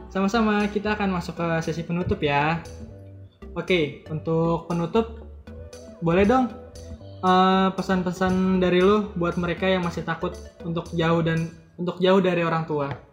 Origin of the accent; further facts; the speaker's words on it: Jakarta, Indonesia; gue sendiri sebenarnya lahir di dan besar di Jakarta